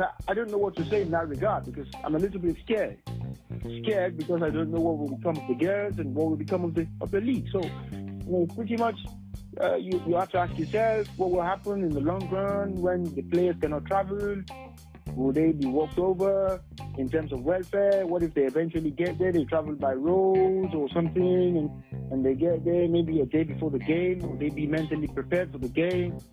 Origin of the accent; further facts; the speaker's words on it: Nigeria; I'm proud to be a Nigerian